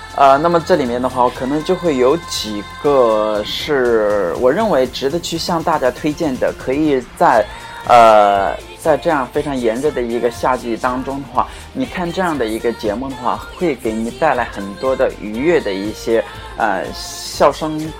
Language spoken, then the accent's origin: Chinese; China; 我们中国人